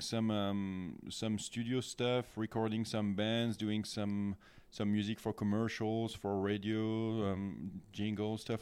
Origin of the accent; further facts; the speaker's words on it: Tours, Centre-Val de Loire, France; moved away as an adult; also born or lived in Paris; I grew up in Tours, so it's in the Loire Valley, not super far from Paris, but still more or less in the center of the country.